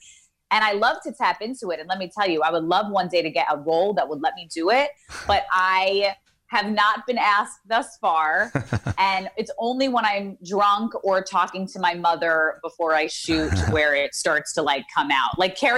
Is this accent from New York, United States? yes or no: yes; New York, United States; now in Los Angeles, United States; I love New York. I'm born and raised in New York. I'm a New Yorker. My mother talks like this.